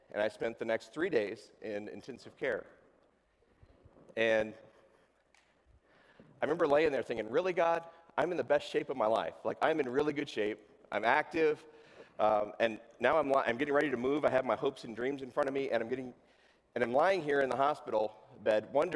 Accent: Tucson, Arizona, United States; also born or lived in West Virginia; I'm originally from West Virginia, but I grew up in Tucson in the desert down there

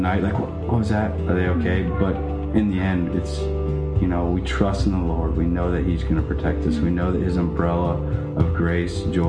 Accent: Abilene, Texas, United States; moved away as an adult; also born or lived in San Antonio, Texas; We're originally from Abilene, Texas. We met in high school

